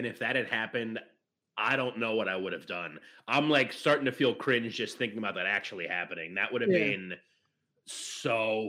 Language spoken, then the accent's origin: English; Philadelphia, Pennsylvania, United States; But I'm from Philly. I grew up in Philly.